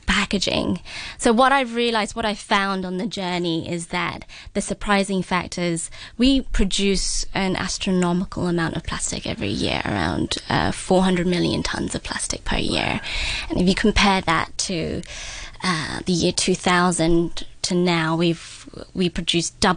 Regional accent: London, United Kingdom; moved away; I grew up in London

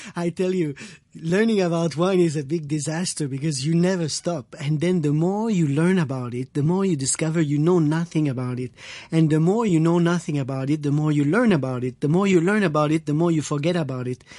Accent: Quebec, Canada; I am French Canadian uh, from Quebec.

